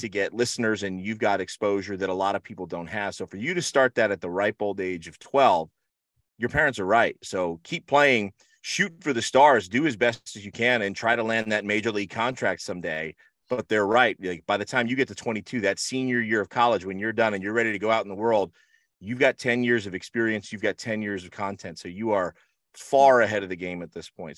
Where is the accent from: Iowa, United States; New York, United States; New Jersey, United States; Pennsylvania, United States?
New Jersey, United States; Rahway; now in Florida, United States; I grew up in Rahway, New Jersey